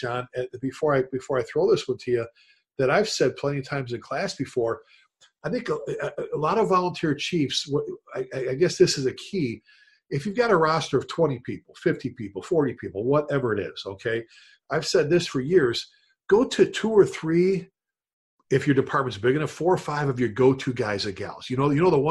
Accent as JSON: {"language": "English", "town": "Chicago", "region": "Illinois", "country": "United States", "tie": "born or raised there", "said": "growing up in the Chicago area"}